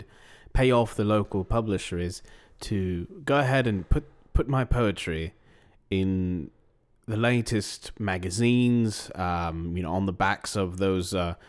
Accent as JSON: {"language": "English", "region": "East of England", "country": "United Kingdom", "lives_now": "London, United Kingdom", "said": "I'm not from London, actually."}